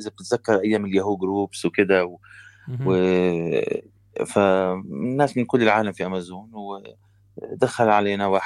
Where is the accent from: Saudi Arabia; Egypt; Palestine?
Palestine; now in Canada; انا فلسطيني في كندا